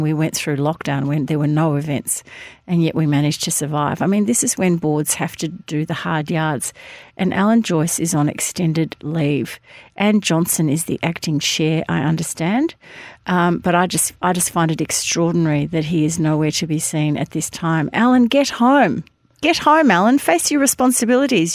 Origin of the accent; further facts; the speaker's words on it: Hampton, Victoria, Australia; when I was a kid growing up in Hampton